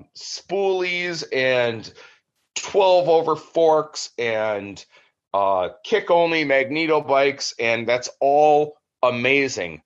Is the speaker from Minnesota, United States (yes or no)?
yes; Minnesota, United States; also born or lived in California; I'm Midwest. I'm as Minnesotan as it gets.